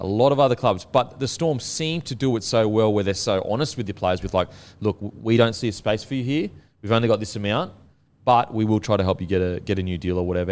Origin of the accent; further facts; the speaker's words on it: Gold Coast, Queensland, Australia; I'm from the Gold Coast